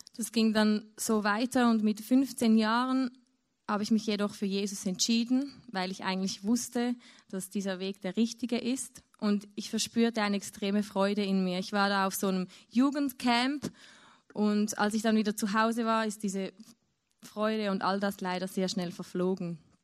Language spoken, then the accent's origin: German; near Zurich, Switzerland; ich bin in Zürich aufgewachsen, also in der Nähe von Zürich, in der Schweiz.